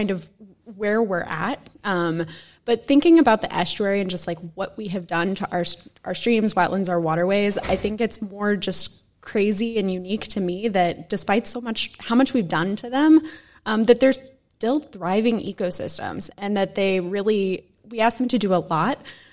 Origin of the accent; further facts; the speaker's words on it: Dallas, Texas, United States; now in New York City, United States; I grew up in Dallas, Texas